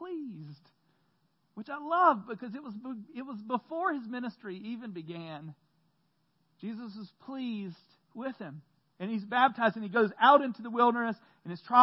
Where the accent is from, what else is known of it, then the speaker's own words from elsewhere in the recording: Central North Carolina, United States; I grew up in Central North Carolina, going to church every Sunday